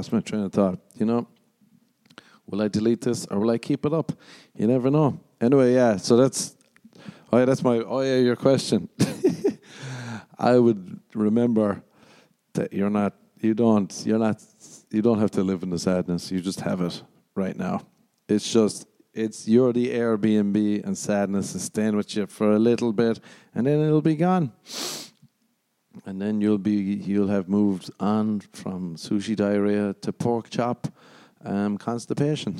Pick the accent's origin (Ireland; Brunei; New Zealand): Ireland; moved away; growing up in Ireland